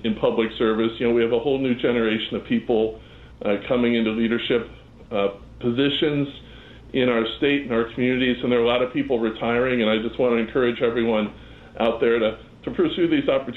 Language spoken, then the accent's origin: English; Chicago, Illinois, United States; I grew up in Chicago. I actually grew up in the South Side